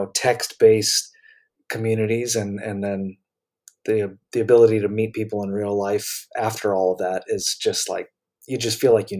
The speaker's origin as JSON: {"language": "English", "region": "North Carolina", "country": "United States", "tie": "born or raised there", "also_born_or_lived": "Michigan / Florida", "said": "I was born in Michigan, grew up in between Florida and North Carolina. I moved around a lot, even though I don't have parents in the military. So I basically became an adult in North Carolina"}